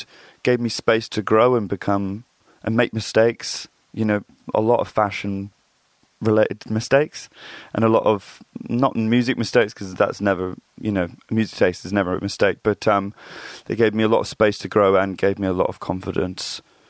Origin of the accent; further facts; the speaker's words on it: Reading, South East England, United Kingdom; I grew up in Reading, Berkshire